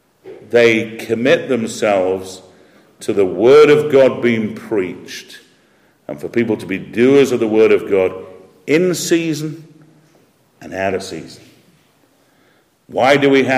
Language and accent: English; Yorkshire and the Humber, United Kingdom; I'm a Yorkshireman